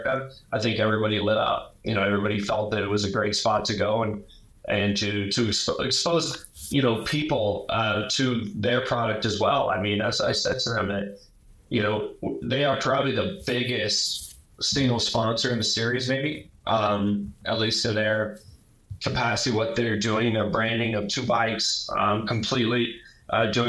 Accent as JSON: {"language": "English", "town": "Columbus", "region": "Ohio", "country": "United States", "tie": "born or raised there", "moved": "as an adult", "lives_now": "Indianapolis, United States", "said": "I'm a Columbus boy. I mean, I grew up in Columbus, Ohio."}